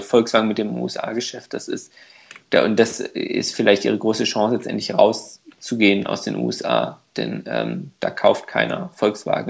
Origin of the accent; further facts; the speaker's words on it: Hungary; moved away; also als Ungar